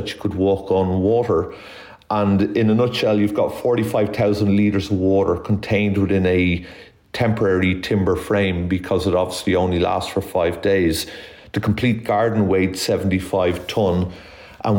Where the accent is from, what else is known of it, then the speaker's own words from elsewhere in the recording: Ireland; I'm Irish, obviously, by DNA, and one of eight children